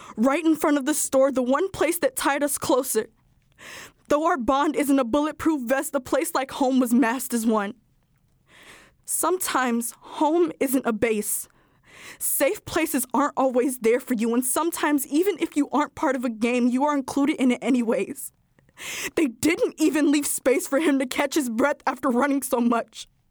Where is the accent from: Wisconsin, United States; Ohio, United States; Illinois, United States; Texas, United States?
Illinois, United States; Chicago; I am fifteen years old and I am from West Pullman.